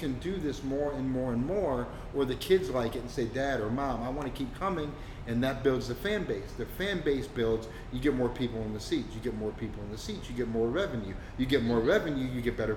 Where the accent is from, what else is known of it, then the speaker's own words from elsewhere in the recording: Massachusetts, United States; moved away; I was born and raised in Massachusetts.